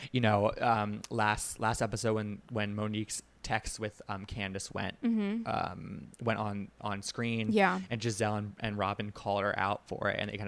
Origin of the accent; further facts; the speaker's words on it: Washington, District of Columbia, United States; a DC Housewives, which is my hometown